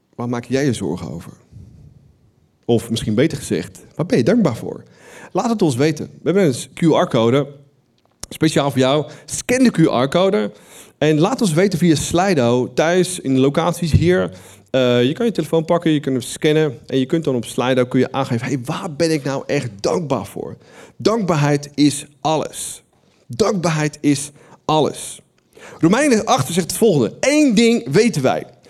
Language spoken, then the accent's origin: Dutch; Netherlands; wij als Nederlanders